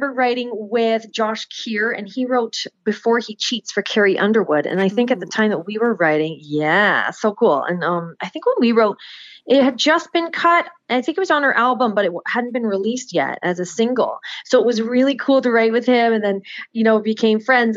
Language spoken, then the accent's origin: English; Oakville, Ontario, Canada; moved away as an adult; also born or lived in Nashville / Hanover; I'm originally from Oakville, Ontario